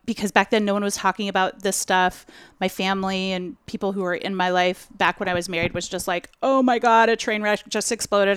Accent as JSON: {"language": "English", "town": "Portland", "region": "Oregon", "country": "United States", "tie": "born or raised there", "said": "you're in my hometown"}